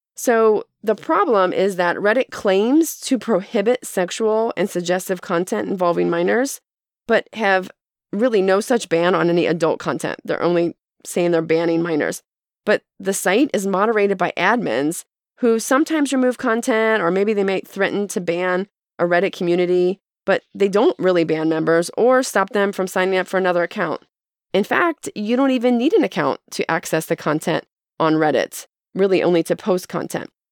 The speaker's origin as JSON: {"language": "English", "country": "United States", "said": "as Americans"}